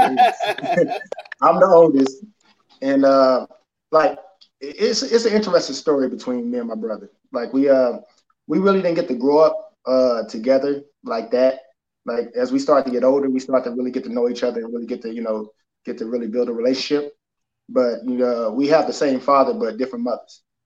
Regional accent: Houston, Texas, United States; I'm Houston, Texas, uh, born and raised

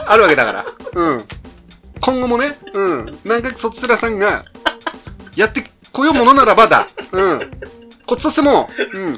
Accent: Hachinohe, Aomori, Japan; 青森市、県八戸市

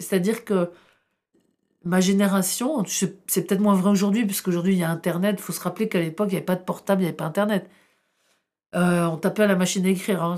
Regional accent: Tourcoing, Hauts-de-France, France; first language Arabic; French is a second language; moved away as an adult; also born or lived in Roncq; now in Paris, France; j'ai une identité ch'ti qui est très très forte. C'est chez moi là-bas. Mais je me sentais aussi rejetée par mon propre pays, là où j'ai grandi

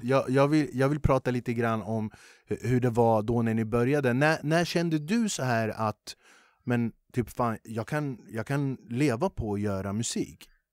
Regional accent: Huddinge, Stockholm County, Sweden; jag är som sagt född och uppvuxen i Flemingsberg

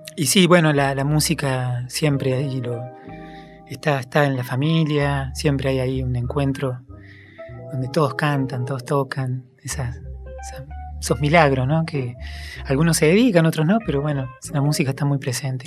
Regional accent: Concarán, San Luis, Argentina; moved away; yo nací en, un pueblo en San Luis

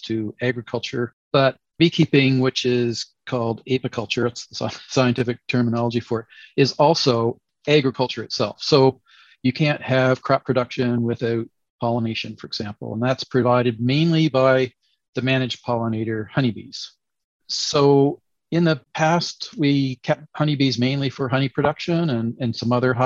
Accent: Canada; also born or lived in Nova Scotia, Canada / Montreal, Quebec, Canada; I grew up in Canada, basically grew up surrounded by orchards and agriculture, and did my degrees in Nova Scotia and Quebec, Montreal specifically

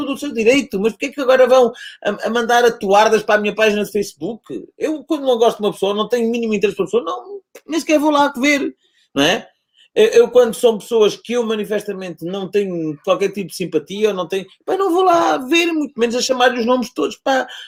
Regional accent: Vila Real de Santo António, Algarve, Portugal; moved away as an adult; also born or lived in Lisbon; Eu sou um tipo que nasceu e que foi criado em Vila Real António

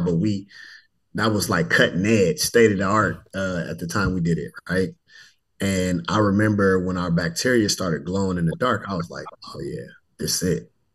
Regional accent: Richmond, California, United States; moved away as an adult; also born or lived in Fresno, California / Tuskegee, Alabama; I hail from Richmond, California, born and raised in the heart of the San Francisco Bay Area

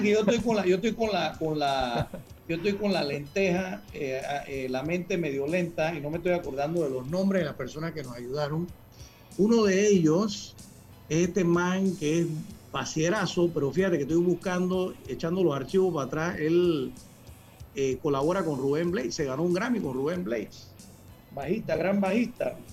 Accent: Panama; yo soy de Panamá

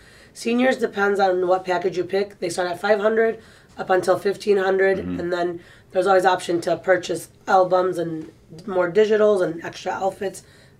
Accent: Madison Heights, Michigan, United States; We grew up in Madison Heights

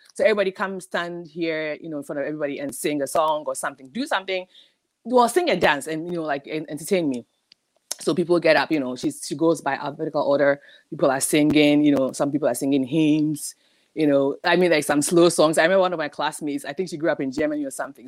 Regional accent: Ghana; moved away; growing up in Ghana

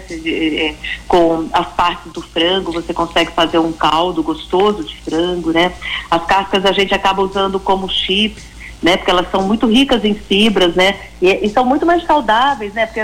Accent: Piauí, Brazil; born there; Olha, eu sou nascida no Piauí.

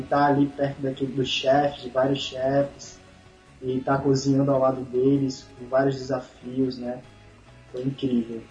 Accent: Pipa, Rio Grande do Norte, Brazil; Cresci na pipa, nasci fui criado

